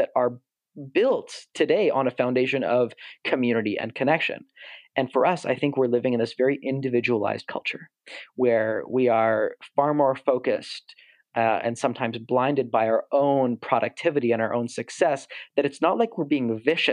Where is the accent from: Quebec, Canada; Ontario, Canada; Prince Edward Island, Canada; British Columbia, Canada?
Ontario, Canada; Toronto; someone who was born and raised in Toronto